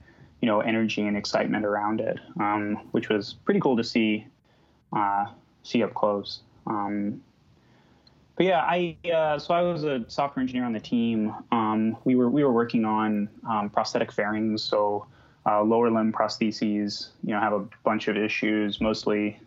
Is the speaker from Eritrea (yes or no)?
no; Illinois, United States; moved away; also born or lived in Texas / Bay Area; I grew up in Illinois and went to school in Texas.